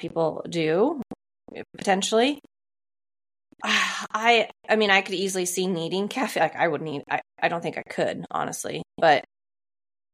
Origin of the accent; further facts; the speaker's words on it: Columbia River, Pacific Northwest, United States; I grew up swimming in the Columbia River